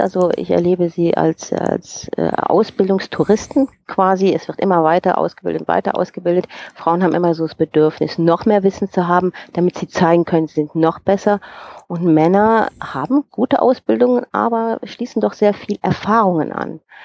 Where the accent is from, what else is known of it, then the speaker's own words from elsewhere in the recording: Germany; moved away as an adult; now in Bern, Switzerland; Also ich bin geborene Rheinländerin